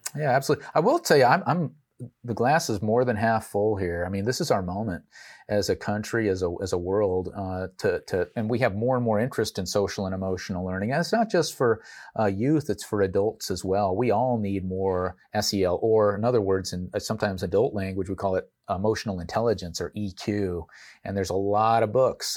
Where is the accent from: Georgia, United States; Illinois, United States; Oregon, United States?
Oregon, United States; Portland; I grew up in Portland, Oregon